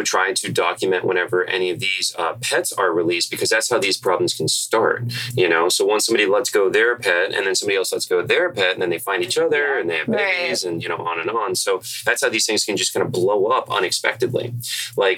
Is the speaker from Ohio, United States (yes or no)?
no; Central Florida, United States; I'm from Central Florida, so we're out in the middle of nowhere